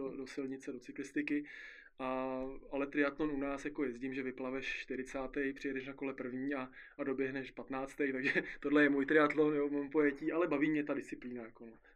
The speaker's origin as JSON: {"language": "Czech", "country": "Czechia", "said": "u nás v Istebnici"}